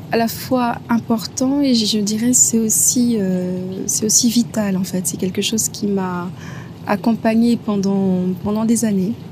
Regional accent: Guadeloupe, France; also born or lived in Paris; Je suis née à Paris et euh, très vite, euh, je me suis installée en, Guadeloupe et euh, j'ai passé effectivement mon enfance, mon enfance là-bas.

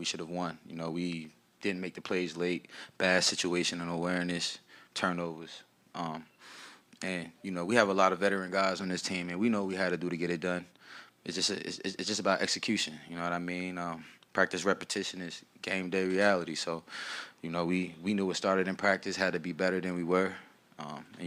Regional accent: New Jersey, United States; moved away; I'm from Jersey

